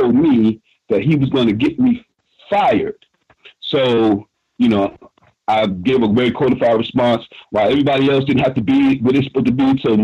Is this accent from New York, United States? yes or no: yes; New York City, New York, United States; my school in Harlem